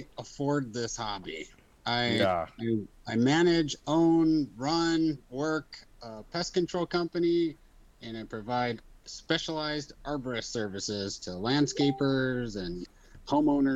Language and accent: English; Phoenix, Arizona, United States; I'm born and raised in Phoenix, Arizona.